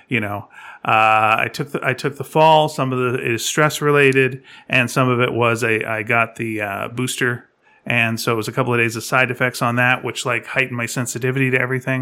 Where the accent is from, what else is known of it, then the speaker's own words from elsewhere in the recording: Canada; I'm Canadian